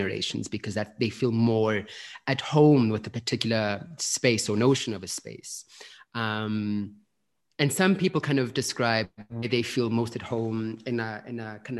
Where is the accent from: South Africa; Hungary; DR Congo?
South Africa; born there; so I was born in South Africa